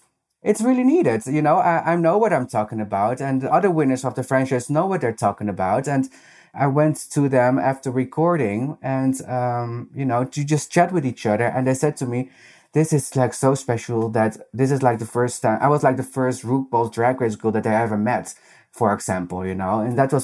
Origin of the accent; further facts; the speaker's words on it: Netherlands; accent: Dutch; English is a second language; I hope they're not going to make fun of my very Dutch accent.